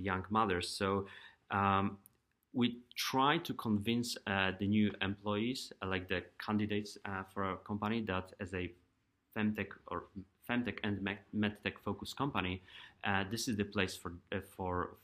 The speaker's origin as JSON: {"language": "English", "country": "Poland", "moved": "as an adult", "lives_now": "United States", "said": "I'm from Europe and Poland"}